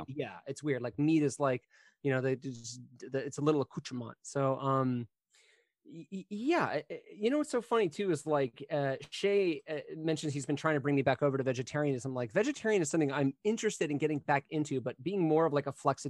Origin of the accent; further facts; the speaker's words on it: Florida, United States; born there; I mean, born in Florida.